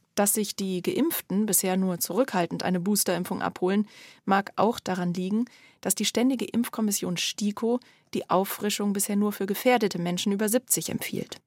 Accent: Germany; Bei uns in Deutschland

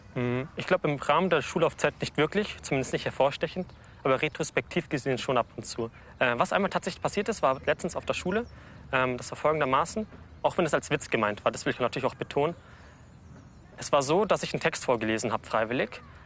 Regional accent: Lower Bavaria, Germany; Also ich komme aus Niederbayern und ähm, äh, es gab in dem Ort, wo ich herkomme, keine barrierefreie äh, Realschule, Grundschule, Gymnasium

